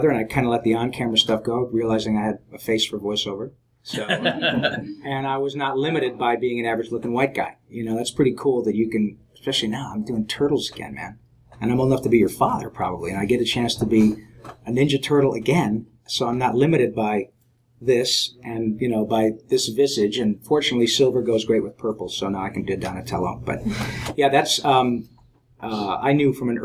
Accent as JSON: {"language": "English", "town": "Detroit", "region": "Michigan", "country": "United States", "tie": "born or raised there", "also_born_or_lived": "Flint, Michigan", "said": "I grew up in Michigan"}